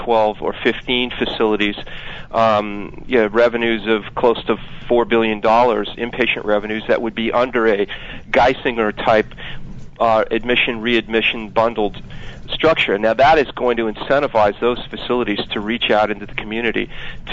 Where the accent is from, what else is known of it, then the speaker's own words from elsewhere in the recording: Palo Alto, California, United States; moved away; also born or lived in Maryland; I grew up in Palo Alto